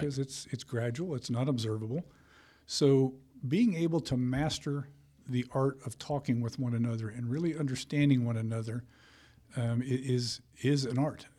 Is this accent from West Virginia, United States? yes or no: no; Colorado, United States; also born or lived in Texas / Illinois; now in Georgia, United States; I grew up in Colorado